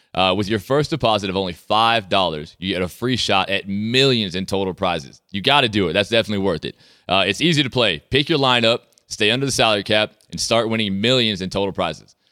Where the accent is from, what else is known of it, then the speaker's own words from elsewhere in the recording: Sea Island, Georgia, United States; now in Canada; my hometown